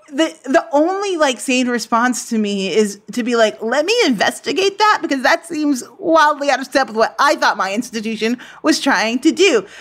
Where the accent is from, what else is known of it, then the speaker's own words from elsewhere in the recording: United States; being an American